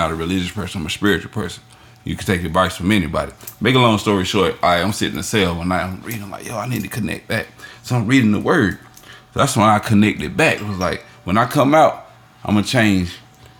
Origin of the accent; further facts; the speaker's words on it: Troy, North Carolina, United States; moved away; also born or lived in Atlanta, Georgia; I'm from Troy